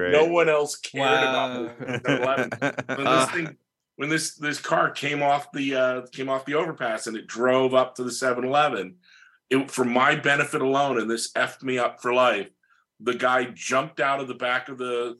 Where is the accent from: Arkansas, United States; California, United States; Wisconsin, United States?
California, United States; he was coming to my hometown in California.